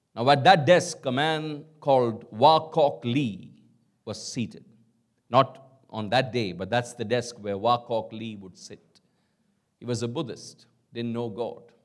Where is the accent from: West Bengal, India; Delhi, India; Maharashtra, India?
West Bengal, India; Kolkata; I grew up in Calcutta